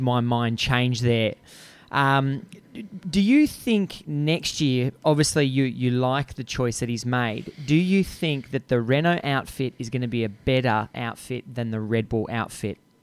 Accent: Australia; your accent, my accent, we're from the greatest country on earth.

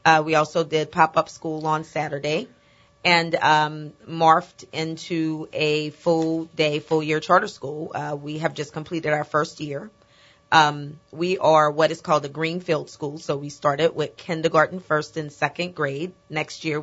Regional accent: New Orleans, Louisiana, United States; I grew up here in New Orleans and was educated in the public school system here

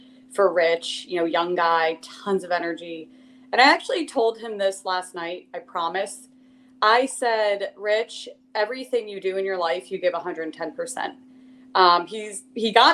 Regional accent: Princeton, New Jersey, United States; moved away as an adult; also born or lived in Los Angeles, California; Growing up in Princeton, New Jersey, I was a diver

